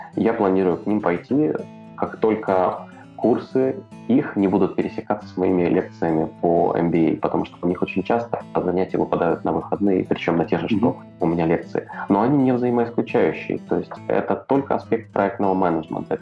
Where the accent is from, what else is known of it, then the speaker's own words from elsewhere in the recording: Odesa, Odesa Oblast, Ukraine; Я из Одессы